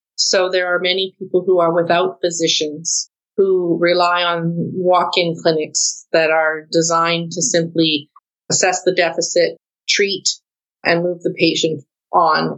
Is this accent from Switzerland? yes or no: no; Canada